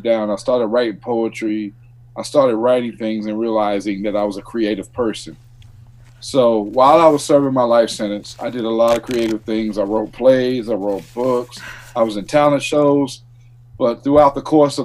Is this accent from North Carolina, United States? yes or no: yes; Fayetteville, North Carolina, United States; I grew up in Fayetteville, North Carolina